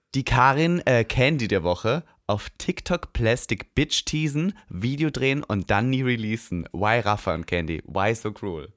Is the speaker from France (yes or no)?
no; Leonding, Upper Austria, Austria; moved away; ich komme ja vom Dorf aus Linz